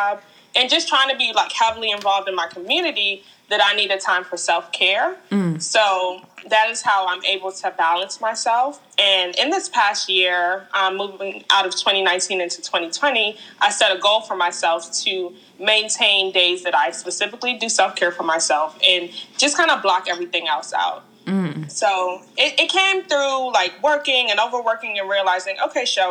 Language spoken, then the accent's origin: English; Hyattsville, Maryland, United States; I grew up in Hyattsville, Maryland